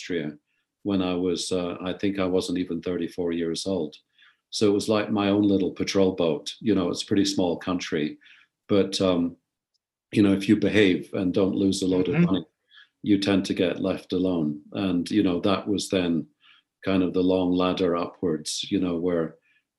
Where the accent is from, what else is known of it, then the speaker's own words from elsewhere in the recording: Glasgow, Scotland, United Kingdom; moved away as an adult; also born or lived in India / Edinburgh / London / Switzerland; now in United States; growing up in Scotland, where I went to school, you know, Glasgow Academy, great school, by the time I was 16, I must admit I found Scotland just too small